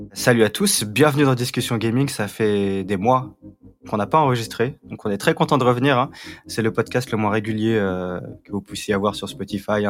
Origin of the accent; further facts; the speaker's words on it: Paris, Île-de-France, France; Parisien, ah bah moi aussi, et Rafik aussi. Donc on est tous parisiens.